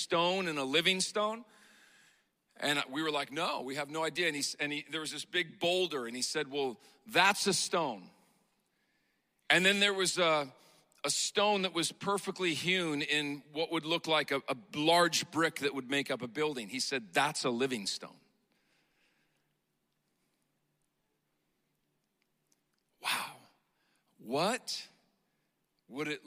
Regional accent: Montana, United States; I grew up in Montana

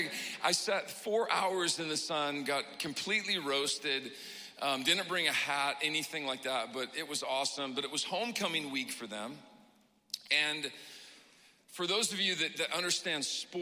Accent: Pacific Northwest, United States; I come from the Pacific Northwest

